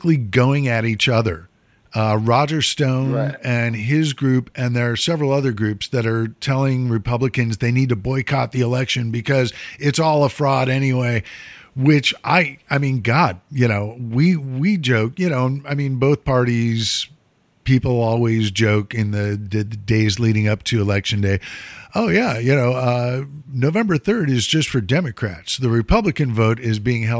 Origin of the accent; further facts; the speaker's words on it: Mount Prospect, Illinois, United States; a police car from my hometown, Mount Prospect police car.